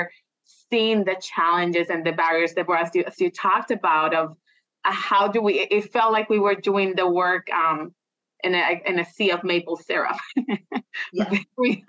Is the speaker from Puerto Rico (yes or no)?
yes; Puerto Rico; moved away as an adult; I'm originally from Puerto Rico. So I came here when I was 21 to do my graduate degree.